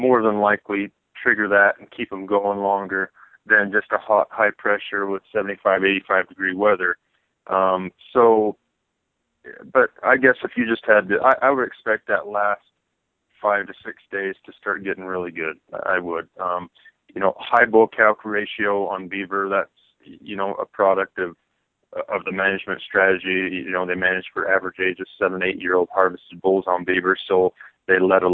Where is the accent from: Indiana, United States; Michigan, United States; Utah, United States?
Utah, United States; Monticello; I'm from Monticello, Utah, which is on the San Juan